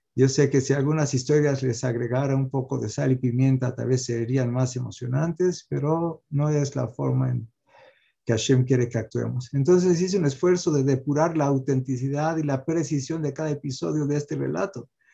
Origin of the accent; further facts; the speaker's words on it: Mexico; Yo también nací en México